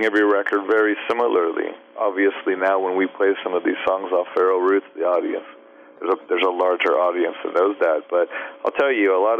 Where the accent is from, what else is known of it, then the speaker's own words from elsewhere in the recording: Southern California, United States; I'm from Southern California